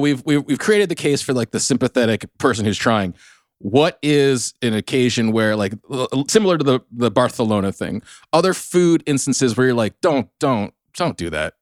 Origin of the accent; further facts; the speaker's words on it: South Orange County, California, United States; accent: Southern California; I'm from South Orange County, the MAGA stronghold